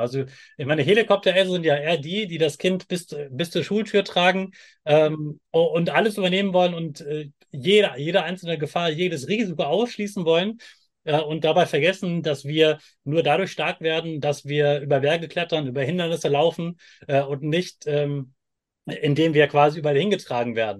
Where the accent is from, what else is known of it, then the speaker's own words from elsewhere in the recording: Germany; ich komme aus Deutschland